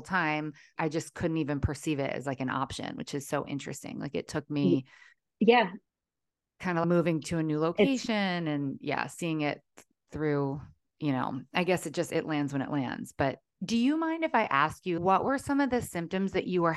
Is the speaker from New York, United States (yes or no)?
no; Maryland, United States; moved away as an adult; now in Southern California, United States; growing up in Maryland